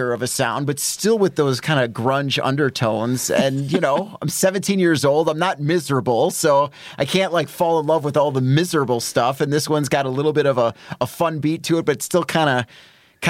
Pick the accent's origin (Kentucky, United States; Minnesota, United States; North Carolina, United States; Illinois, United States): Illinois, United States; Roselle; growing up in Roselle, and I was in, I went to Lake Park High School